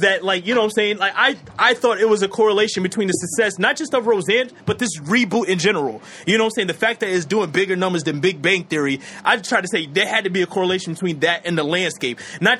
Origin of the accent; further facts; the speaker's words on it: the South, United States; I grew up in the South. You know what I'm saying?